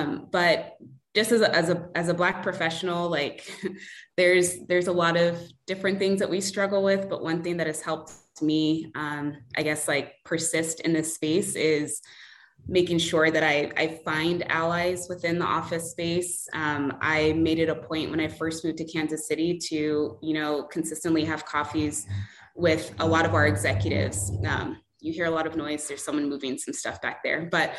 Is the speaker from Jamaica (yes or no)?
no; Nigeria; I'm Nigerian. I've met tons of Nigerians through soccer.